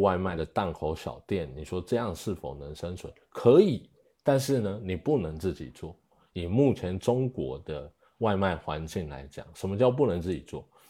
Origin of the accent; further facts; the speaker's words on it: Taiwan; moved away as an adult; now in China; 我是，呃，来自台湾，啊，然后零八年进来中国